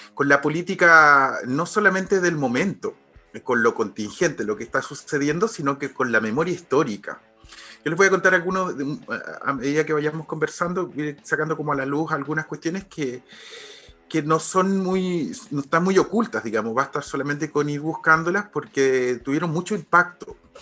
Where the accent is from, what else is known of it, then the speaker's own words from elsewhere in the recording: Chile; siendo chileno